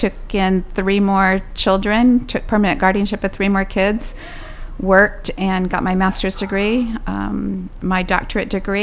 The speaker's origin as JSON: {"language": "English", "town": "Pekin", "region": "Illinois", "country": "United States", "tie": "born or raised there", "said": "I was raised here in Pekin"}